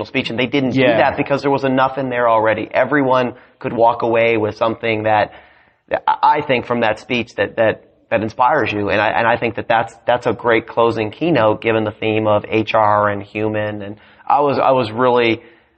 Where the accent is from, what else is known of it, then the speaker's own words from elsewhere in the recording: Canada; I'm a dual citizen. I grew up in Canada